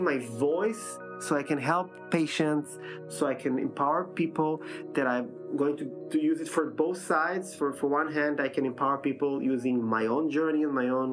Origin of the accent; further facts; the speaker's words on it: Israel; moved away as an adult; now in Vienna, Austria; I'm coming from Israel